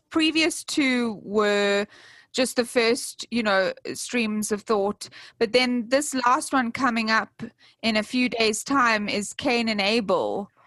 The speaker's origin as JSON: {"language": "English", "country": "South Africa", "said": "i am from South Africa"}